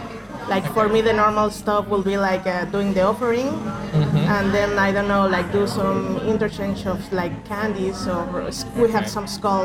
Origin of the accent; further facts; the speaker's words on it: Mexico City, Mexico; I'm from Mexico City. It's the biggest city of Mexico. So basically, it's a monster city.